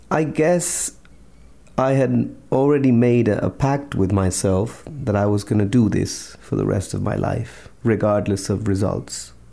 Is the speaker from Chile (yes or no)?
yes; Chile; English is a second language; and also you know I'm from Chile. It's not like we have a personal close relationship with any U.S. president.